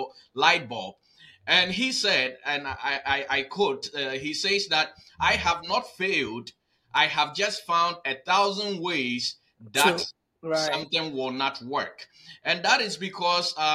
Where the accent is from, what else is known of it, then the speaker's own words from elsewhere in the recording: Newark, New Jersey, United States; I am a Newark, New Jersey boy